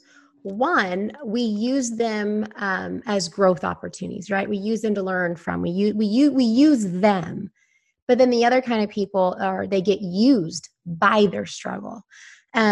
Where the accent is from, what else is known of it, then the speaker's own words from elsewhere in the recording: Houston, Texas, United States; I'm from Houston, Texas